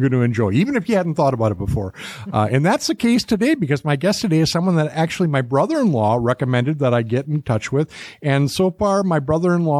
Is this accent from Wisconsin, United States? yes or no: yes; Milwaukee, Wisconsin, United States; I'm from Milwaukee, so we get to use words like